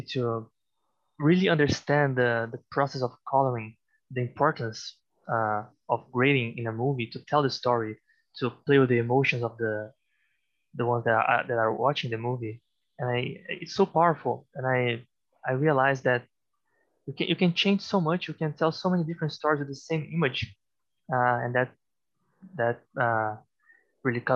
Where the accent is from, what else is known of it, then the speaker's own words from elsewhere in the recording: Brazil; also born or lived in Vancouver, Canada; I'm from Brazil originally